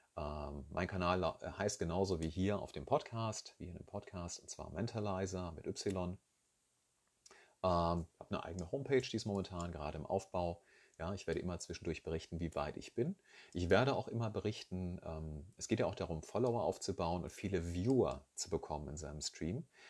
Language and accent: German; Rhine-Main area, Hesse, Germany; ich komme hier aus dem Rhein-Main-Gebiet